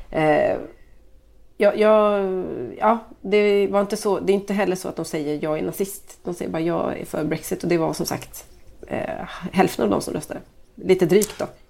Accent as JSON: {"language": "Swedish", "country": "Sweden", "said": "jag är svensk"}